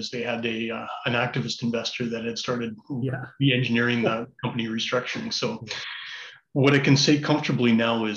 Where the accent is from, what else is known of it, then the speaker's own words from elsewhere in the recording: Calgary, Alberta, Canada; also born or lived in Ottawa; I was raised in Calgary. Family moved us across from Ottawa back in the early 80s when I was quite young